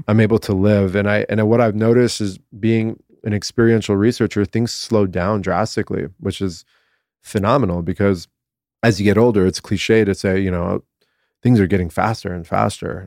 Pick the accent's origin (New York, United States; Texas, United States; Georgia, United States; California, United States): California, United States; Southern; born and raised in Southern California